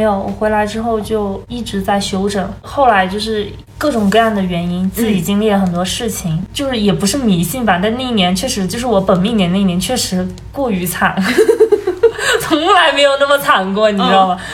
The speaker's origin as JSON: {"language": "Chinese", "country": "China", "said": "那个宿舍只有我一个中国人"}